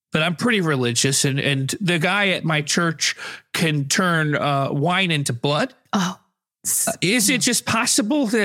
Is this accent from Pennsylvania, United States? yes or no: no; Kansas, United States; uh, I'm from the Kansas side. I'm a monster.